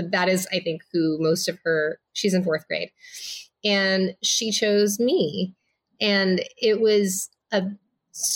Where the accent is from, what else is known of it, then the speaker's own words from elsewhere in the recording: Los Angeles, California, United States; also born or lived in Minnesota; I was born in Minnesota. I grew up in like the Inland Empire of Los Angeles, which is like the east side of Los Angeles